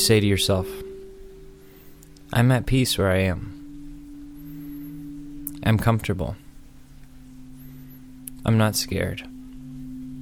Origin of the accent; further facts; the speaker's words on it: Austin, Texas, United States; moved away as an adult; also born or lived in New York City; my hometown of Austin, Texas